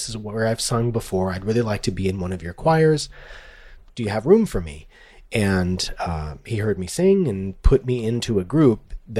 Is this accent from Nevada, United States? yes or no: yes; Las Vegas, Nevada, United States; moved away as an adult; also born or lived in Los Angeles, United States; now in Kansas, United States; I grew up in Las Vegas.